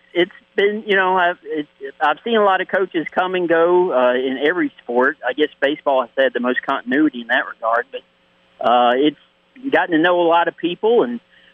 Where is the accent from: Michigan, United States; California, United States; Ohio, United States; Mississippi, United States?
Mississippi, United States; moved away as an adult; now in New Orleans, United States; I grew up in Mississippi, lived my first 42 years in Mississippi